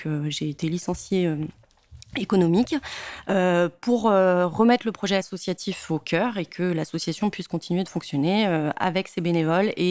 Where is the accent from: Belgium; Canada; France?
France; Provence-Alpes-Côte d'Azur; also born or lived in Lyon; J'ai été euh, élevée dans les Hautes-Alpes, j'ai grandi dans les Hautes-Alpes, et après après dix ans à Lyon, j'ai voulu y retourner.